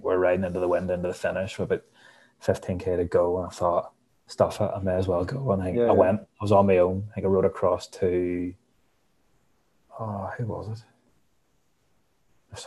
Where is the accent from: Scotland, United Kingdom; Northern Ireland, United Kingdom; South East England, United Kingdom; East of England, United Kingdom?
Northern Ireland, United Kingdom; Hillsborough; now in Banbridge, United Kingdom; I'm originally from Hillsborough